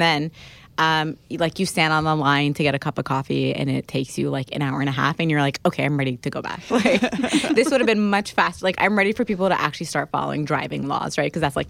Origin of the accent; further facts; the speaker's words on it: Alexandria, Alexandria Governorate, Egypt; when I moved away from Egypt. I remember we had, like, a super early flight out of Cairo, so we had to leave Alexandria.